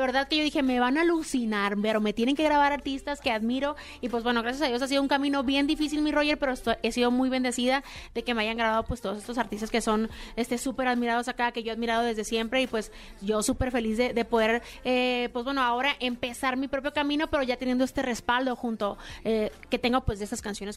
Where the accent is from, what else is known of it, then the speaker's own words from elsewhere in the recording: San Luis Río Colorado, Sonora, Mexico; moved away as an adult; now in Mexico City, Mexico; Yo soy de San Luis Río Colorado